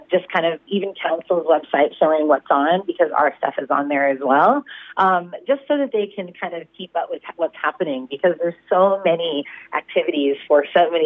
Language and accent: English; California, United States; now in Shepparton, Australia; I'm from California